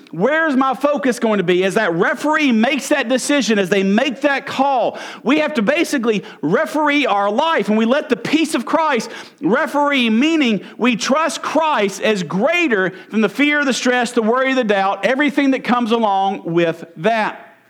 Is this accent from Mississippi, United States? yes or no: yes; Mississippi, United States; I'm from Mississippi.